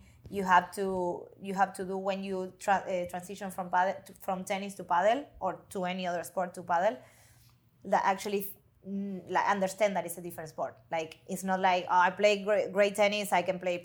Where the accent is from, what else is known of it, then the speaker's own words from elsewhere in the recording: Argentina; moved away as an adult; also born or lived in Florida, United States; now in United States; I'm originally from Argentina